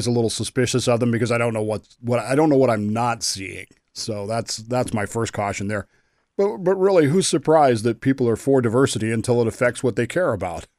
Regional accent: Utah, United States; I grew up in Utah in the late 70s.

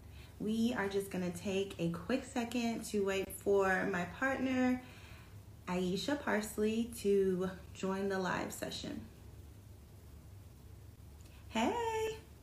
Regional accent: Georgia, United States; I'm a Southern Belle, and I was born and raised in Georgia.

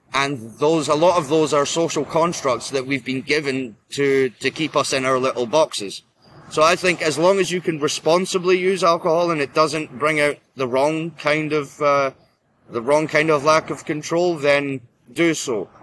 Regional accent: Scotland, United Kingdom; I am Scottish uh, of uh, of Norse heritage

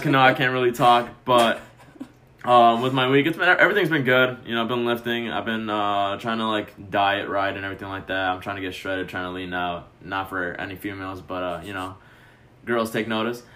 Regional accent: Chicago, Illinois, United States; now in Addison, United States; I'm from Chicago

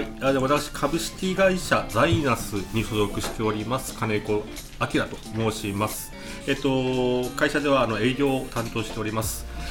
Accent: Nobeoka, Miyazaki, Japan; moved away as an adult; also born or lived in Yamaguchi / Fukuoka; now in Oita, Japan; もともと私あの宮崎県の出身延岡市の出身でございまして

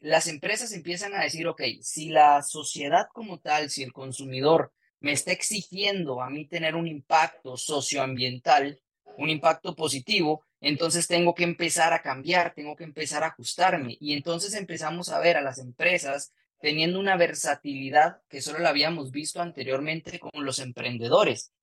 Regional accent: Guatemala

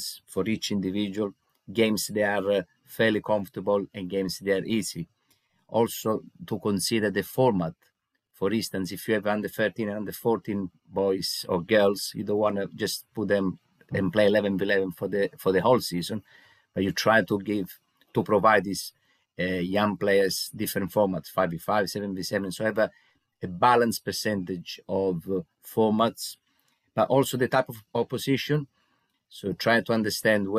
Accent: Italy; moved away as an adult; now in England, United Kingdom; I'm originally from Italy, so I started my coaching journey when I was in Italy about 16 years ago. And 10 years ago, I decided to move to England

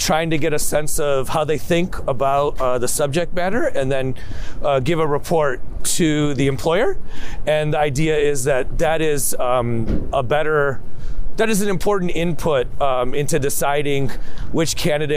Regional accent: Chicago, Illinois, United States; my parents lived in Chicago at the time

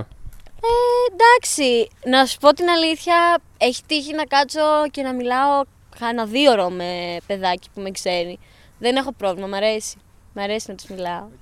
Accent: Larissa, Thessaly, Greece; Εγώ είμαι από Λάρισα

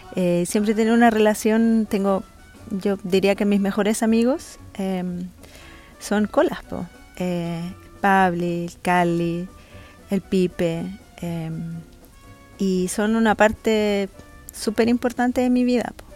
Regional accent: Chile; Soy una mujer chilena

